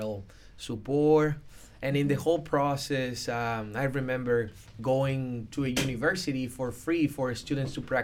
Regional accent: Dominican Republic; I was born in the Dominican Republic

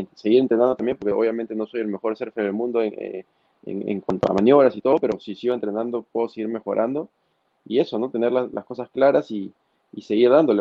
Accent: Máncora, Piura, Peru; soy de Máncora, eh, vivo muy cerca de la playa

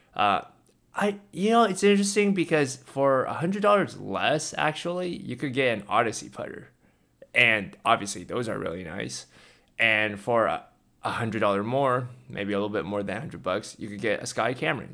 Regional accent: California, United States; I grew up in California

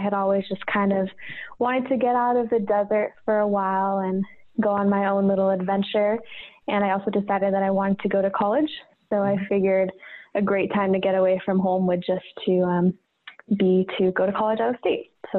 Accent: Tucson, Arizona, United States; moved away as an adult; now in Treasure Valley, Idaho, United States; I'm actually originally from Tucson, Arizona.

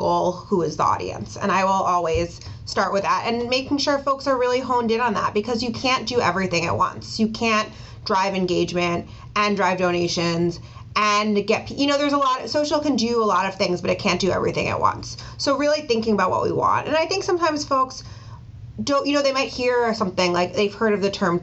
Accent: Ossining, New York, United States; I grew up in Ossining, New York, so it's a suburb of the city and New York City

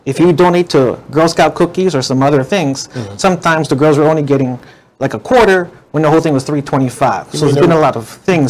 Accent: Waianae, Hawaii, United States; also born or lived in New York; I grew up here in Waianae. I went to Aia High School, graduated the year 2000.

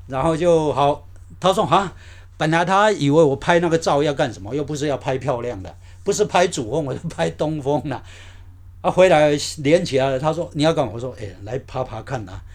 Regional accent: Ruifang, New Taipei, Taiwan; moved away as an adult; 我高中是练瑞芳高弓，嗯哼。是练那个土木科的

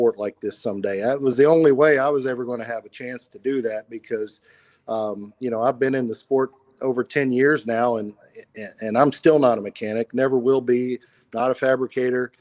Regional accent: Walton, Kentucky, United States; moved away as an adult; also born or lived in Louisville, Kentucky; now in Memphis, United States; I'm originally from Walton, Kentucky, where I was born and raised.

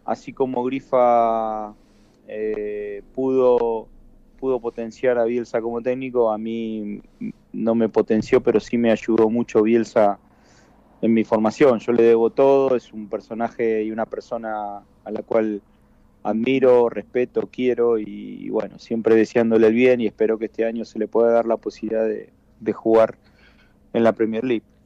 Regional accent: Rosario, Santa Fe, Argentina; moved away as an adult; nos criamos eh, en el club desde temprana edad

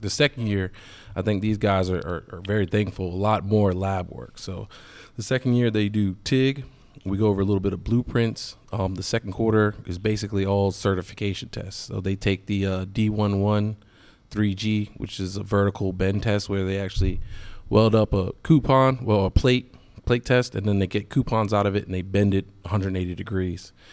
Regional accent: Williamsburg, Virginia, United States; moved away as an adult; now in Richmond, United States; I'm from Williamsburg, so I didn't want to move too far from home

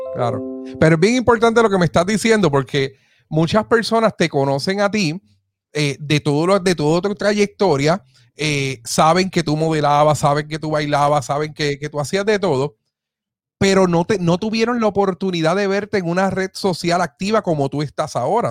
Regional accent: Aibonito, Puerto Rico; yo soy de Ay Bonito

